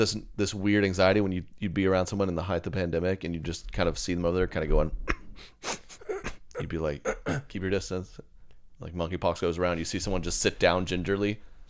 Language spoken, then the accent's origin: English; Oklahoma, United States; there's one of those right around where I grew up outside of Oklahoma City.